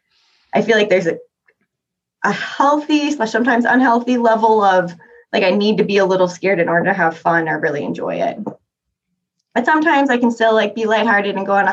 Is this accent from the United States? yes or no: yes; Florida, United States; now in Salt Lake City, United States; I grew up in Florida